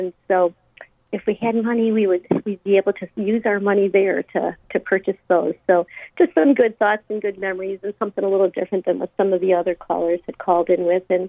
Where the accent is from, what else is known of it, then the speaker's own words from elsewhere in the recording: Chicago, Illinois, United States; I grew up in Chicago